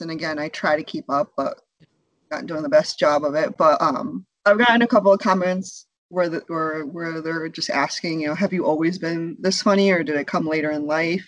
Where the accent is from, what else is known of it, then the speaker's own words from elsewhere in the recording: United States; also born or lived in India; we were both born in India. We moved here when we were young, and so we, we were raised here in America